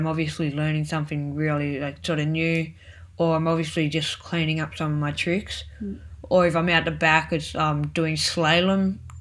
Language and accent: English; Echuca, Victoria, Australia; I come from Echuca in Victoria